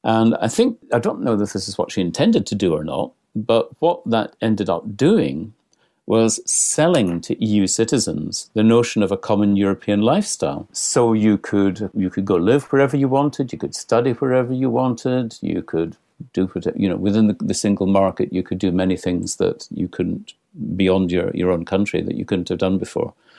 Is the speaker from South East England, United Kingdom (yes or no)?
no; Scotland, United Kingdom; I'm Scottish